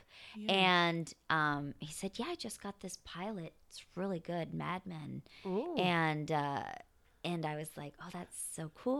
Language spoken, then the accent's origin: English; Champaign, Illinois, United States; I grew up in Illinois, in Champaign, Illinois.